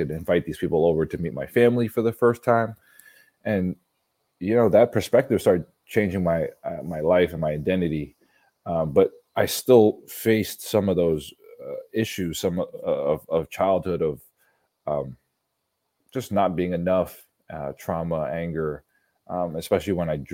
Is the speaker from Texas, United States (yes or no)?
no; New York City, New York, United States; growing up in Brooklyn, New York